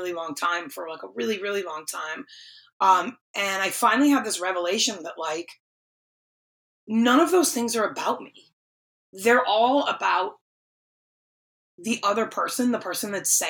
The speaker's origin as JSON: {"language": "English", "region": "East Coast", "country": "United States", "also_born_or_lived": "North Attleboro, Massachusetts", "moved": "yes", "lives_now": "Nashville, United States", "said": "I remember working at Bath & Body Works in North Attleboro at the Emerald Square Mall, because I'm from the East Coast."}